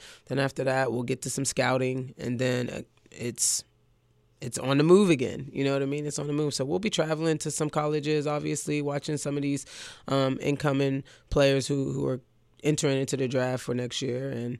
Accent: Pittsburgh, Pennsylvania, United States; also born or lived in New York; I'm from New York originally, and I'm used to playing on the crates. You know what I mean? Like, the crates on the phone poles and different things like that. You know what I'm saying? But I was raised in Pittsburgh and in Whittaker

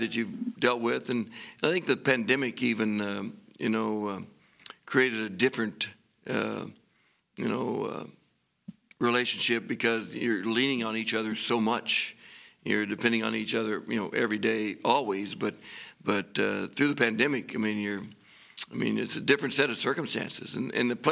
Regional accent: Kansas, United States; moved away as an adult; now in Norman, United States; growing up in Kansas, we're exactly the same people

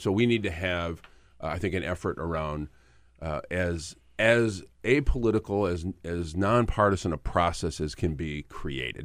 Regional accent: Michigan, United States; I grew up in Michigan

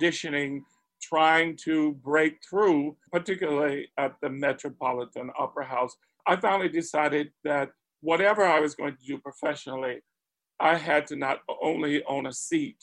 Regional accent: Spartanburg, South Carolina, United States; I grew up in Spartanburg, South Carolina, already a transplant from the family's foundational birthplace, which was Charleston and Beaufort and the Gullah Islands.

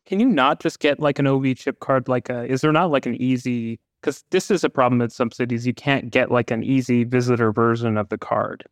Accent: Vancouver, British Columbia, Canada; I grew up in Vancouver

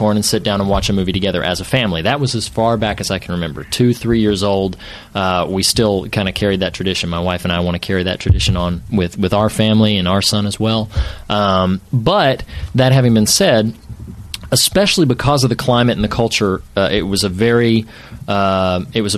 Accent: suburbs of Charlotte, North Carolina, United States; moved away as an adult; now in California, United States; I'm originally from North Carolina. I grew up around the suburbs

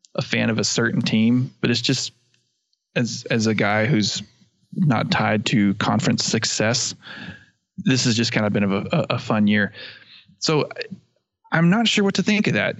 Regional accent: Texas, United States; my home state team

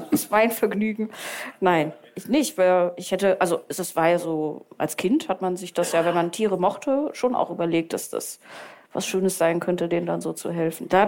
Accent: Heinsberg, North Rhine-Westphalia, Germany; now in Münster, Germany; ich wohne in Münster, aber komme aus Heinsberg.

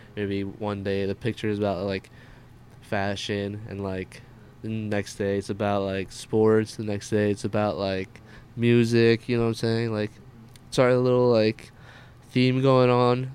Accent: New Jersey, United States; also born or lived in Queens, New York / Pompton Lakes, New Jersey; for the majority of my life, um, I was basically living in Jersey

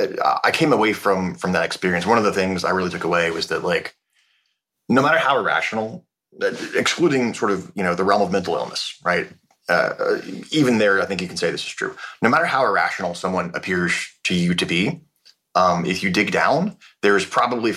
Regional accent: North Bay of the Bay Area, Northern California, United States; As a Northern California kid, I grew up

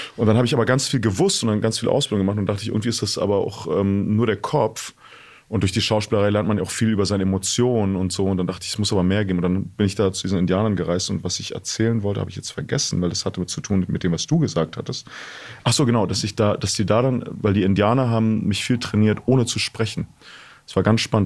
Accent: East Germany, Germany; Ich bin in der DDR aufgewachsen

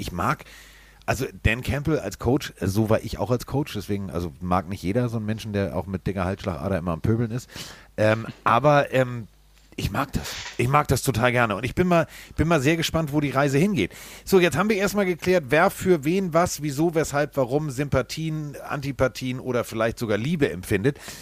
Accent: Hamburg, Germany; ich komme aus Hamburg

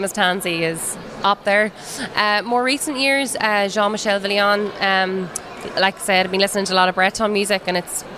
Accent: County Down, Northern Ireland, United Kingdom; from County Down, born and bred

